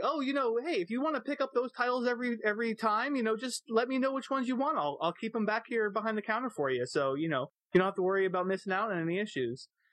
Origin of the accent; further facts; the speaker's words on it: Florida, United States; I grew up mostly in Florida